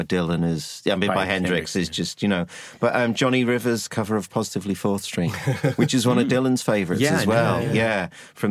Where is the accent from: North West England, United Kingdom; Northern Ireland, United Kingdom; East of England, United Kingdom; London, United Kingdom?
North West England, United Kingdom; Liverpool; I grew up in Liverpool